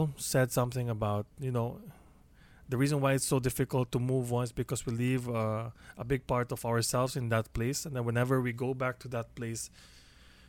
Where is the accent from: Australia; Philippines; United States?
Philippines; Cebu City, Central Visayas; moved away as an adult; also born or lived in London; when I came back to Cebu from London